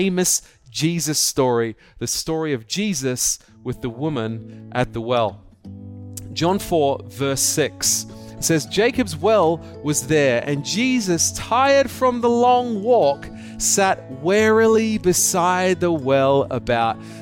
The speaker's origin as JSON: {"language": "English", "country": "Australia", "moved": "yes", "lives_now": "Hong Kong", "said": "I am an Aussie, okay? I'm an Australian. I might live in Hong Kong, but I'm still an Australian."}